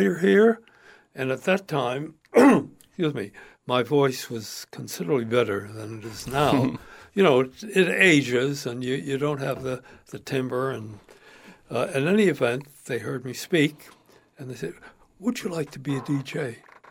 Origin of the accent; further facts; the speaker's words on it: New York, United States; I grew up in New York